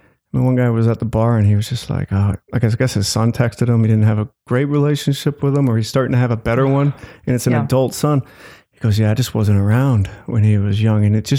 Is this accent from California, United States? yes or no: no; Glencoe, Illinois, United States; now in Evanston, United States; I grew up in Glencoe, which has money. I wouldn't say I was in the wealthy, but, you know, definitely I had the privilege of growing up in that town.